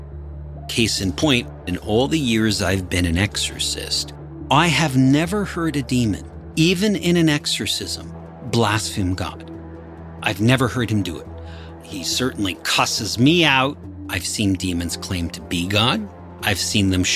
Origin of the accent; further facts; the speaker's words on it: Kitchener, Ontario, Canada; I was born in Kitchener, Ontario, a suburb about 1 hour south of Toronto